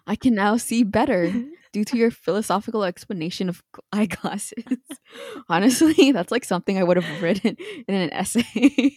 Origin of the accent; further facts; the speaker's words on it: Canada; we're from Canada